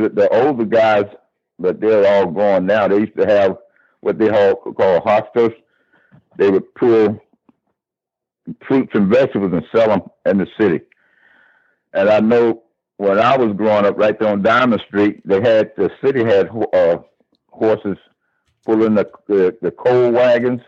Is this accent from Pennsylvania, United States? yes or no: yes; Philadelphia, Pennsylvania, United States; I grew up in Strawberry Mansion